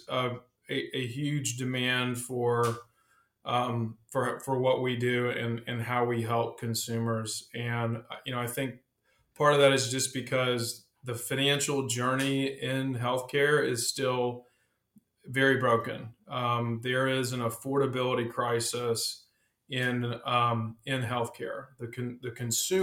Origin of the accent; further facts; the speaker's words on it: South Carolina, United States; also born or lived in Texas / Charlotte area; now in Charlotte, United States; I'm actually originally from South Carolina